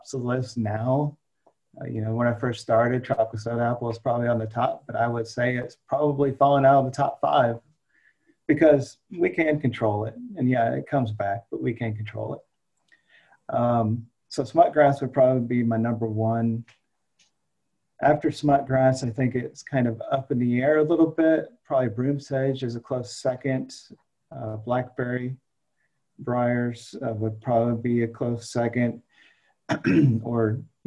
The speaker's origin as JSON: {"language": "English", "region": "northern Indiana", "country": "United States", "tie": "born or raised there", "also_born_or_lived": "Missouri", "moved": "as an adult", "lives_now": "Florida, United States", "said": "I'm a transplant. So I grew up in Indiana, northern Indiana, about 40 miles south of Michigan, on a farrow to finish hog farm."}